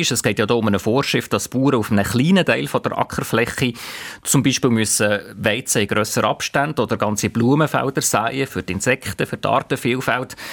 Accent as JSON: {"language": "German", "region": "St. Gallen", "country": "Switzerland", "accent": "Rheintal dialect", "said": "Das vielleicht schönste Wort in meinem Rheintaler Dialekt ist ein Zahn voll"}